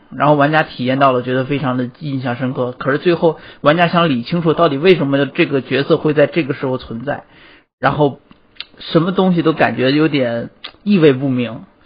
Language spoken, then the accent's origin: Chinese; Tianjin, China; moved away as an adult; 我天津人，我天津也有